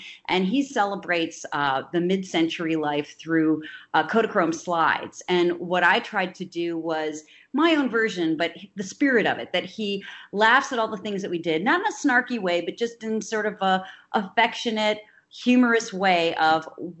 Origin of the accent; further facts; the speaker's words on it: Midwest, United States; also born or lived in New York City; I was born in 1960 in New York City, but I grew up in the upper Midwest. And bounced around between 5 different grade schools and 3 different high schools.